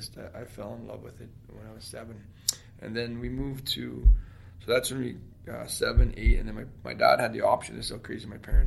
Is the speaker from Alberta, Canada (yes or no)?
no; Ottawa, Ontario, Canada; born there; also born or lived in Inuvik; Yeah, I was born in Ottawa, but my dad was military, so moved all over Canada. But I was born in Ottawa, then ended up in Ottawa at the end.